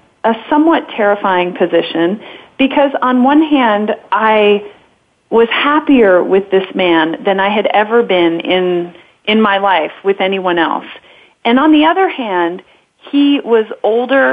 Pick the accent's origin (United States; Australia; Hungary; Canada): United States; Southern California; moved away; I was raised in Southern California